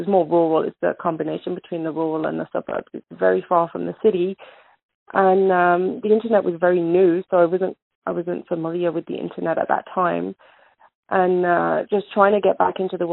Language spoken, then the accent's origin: English; England, United Kingdom; I was born in England. My parents are both Indian